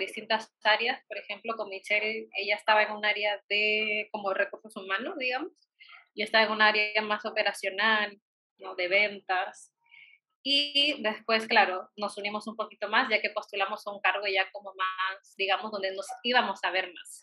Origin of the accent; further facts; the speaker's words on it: Peru; como buena peruana